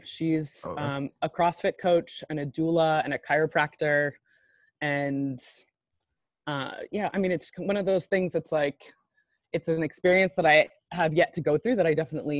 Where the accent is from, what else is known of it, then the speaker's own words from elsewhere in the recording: Washington, District of Columbia, United States; moved away as an adult; now in New Orleans, United States; I was born in Washington, D.C. and have pretty much been there for almost 40 years.